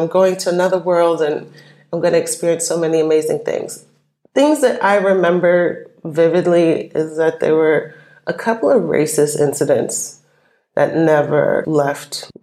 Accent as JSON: {"language": "English", "region": "New York", "country": "United States", "tie": "born or raised there", "also_born_or_lived": "Brooklyn, New York", "moved": "as an adult", "lives_now": "Amsterdam, Netherlands", "said": "My hometown, I claim, is New York. I was born in Brooklyn, but I grew up in the suburbs"}